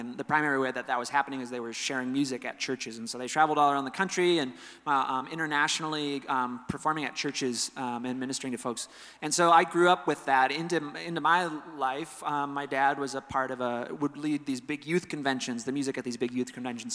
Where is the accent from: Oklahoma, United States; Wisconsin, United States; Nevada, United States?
Wisconsin, United States; Amery; I grew up in Amory, Wisconsin, a little town